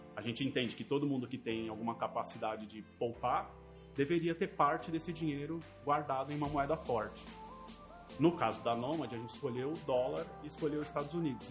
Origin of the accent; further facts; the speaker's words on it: São Paulo, Brazil; also born or lived in Campinas; sou nascido aqui em São Paulo, fui para Campinas para estudar computação